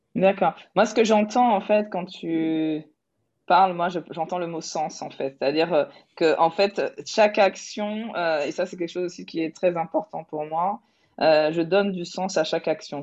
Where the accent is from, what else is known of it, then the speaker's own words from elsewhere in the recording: Toulouse, Occitania, France; je suis toulousaine